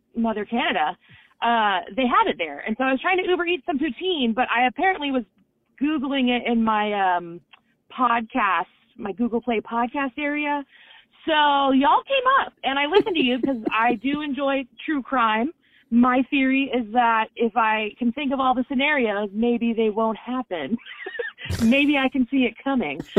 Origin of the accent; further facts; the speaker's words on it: Florida, United States; moved away as an adult; now in Washington State, United States; I'm from Florida and we don't have that here, but I moved up to Washington State.